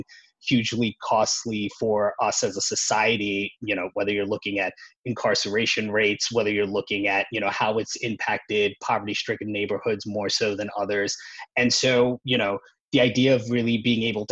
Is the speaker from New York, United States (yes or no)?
yes; New York, United States; I grew up in New York, worked at investment banks like Goldman